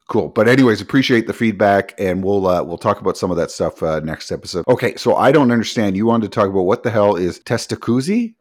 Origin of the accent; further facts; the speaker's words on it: Canada; We're Canadian